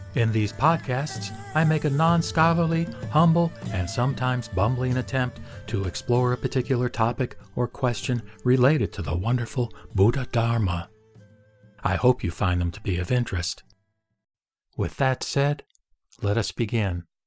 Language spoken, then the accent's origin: English; United States; I was born and raised in America